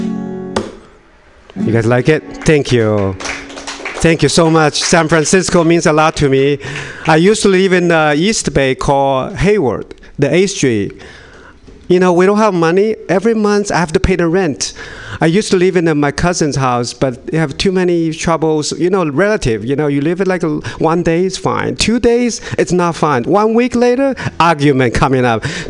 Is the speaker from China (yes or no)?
yes; China; English is a second language; moved away as an adult; now in Sacramento, United States; I was born in China, but I moved to America a couple years ago